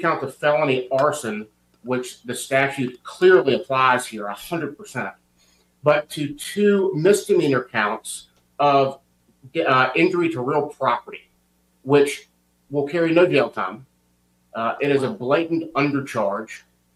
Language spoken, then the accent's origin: English; United States; I'm an American. That's all I am.